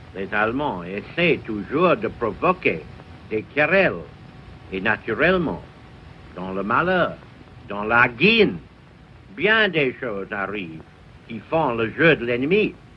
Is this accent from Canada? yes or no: no; England, United Kingdom; French is a second language; ici, chez nous, en Angleterre